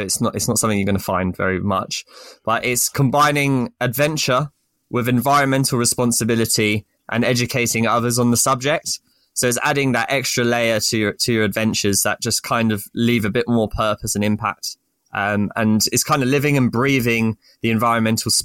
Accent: St Albans, East of England, United Kingdom; I'm from sort of just north of London in Hertfordshire, St. Albans

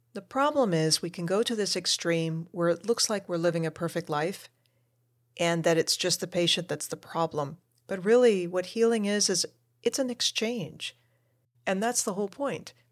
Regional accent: United States; also born or lived in Argentina; my family moved us over to the United States when I was a toddler

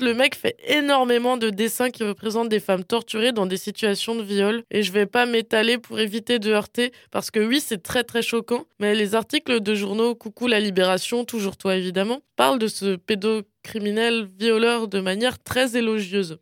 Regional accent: Alsace, Grand Est, France; j'ai grandi en Allemagne, enfin en Alsace

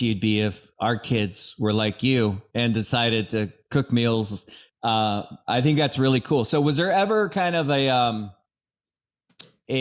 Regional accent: Redmond, Washington, United States; Redmond, I grew up there. I mean, I grew up in Bridal Trails

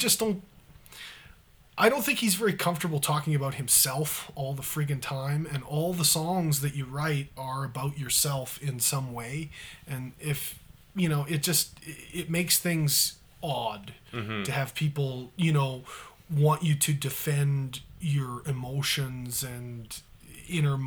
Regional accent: Canada; flag bearer for us as Canadians

